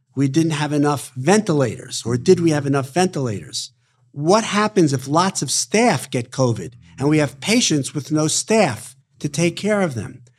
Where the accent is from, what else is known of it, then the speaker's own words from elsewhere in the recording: New York City, New York, United States; born and raised in Brooklyn, New York